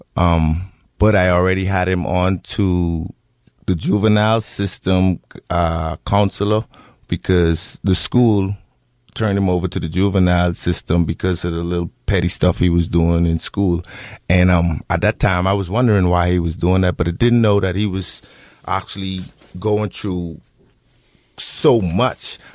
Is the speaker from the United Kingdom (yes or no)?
no; Bahamas; moved away as an adult; now in Bend, United States; I'm not from America, I'm from the Bahamas